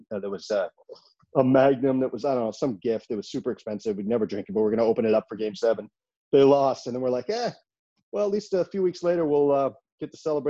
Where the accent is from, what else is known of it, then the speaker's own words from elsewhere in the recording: Northeastern Ohio, United States; now in Los Angeles, United States; I grew up in Ohio, so I became an Indians fan outside of Cleveland.